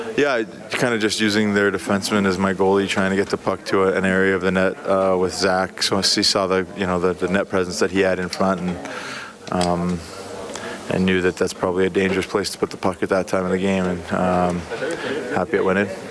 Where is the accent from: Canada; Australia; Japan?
Canada; as a Canadian kid, you grow up watching the World Juniors